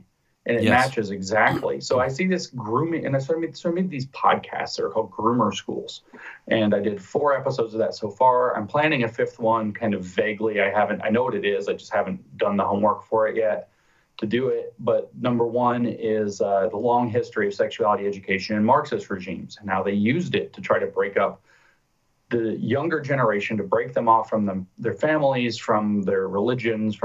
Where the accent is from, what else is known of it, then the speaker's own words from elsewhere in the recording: United States; Being American